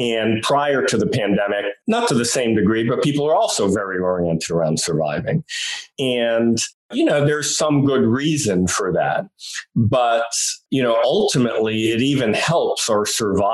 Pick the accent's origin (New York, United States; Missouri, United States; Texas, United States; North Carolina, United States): New York, United States; I'm from New York